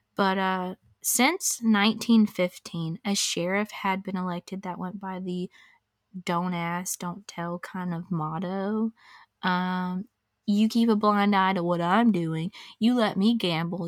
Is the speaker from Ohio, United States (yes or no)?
no; Crestview, Florida, United States; it's literally my hometown, and, like, I know a lot of these people